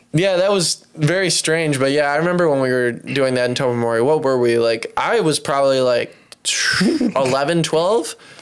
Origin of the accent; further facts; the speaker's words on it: Michigan, United States; we're from Michigan